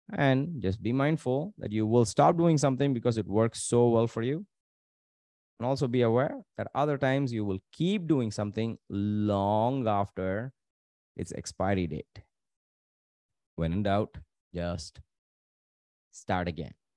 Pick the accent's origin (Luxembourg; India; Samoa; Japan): India; Tamil Nadu; growing up in Tamil Nadu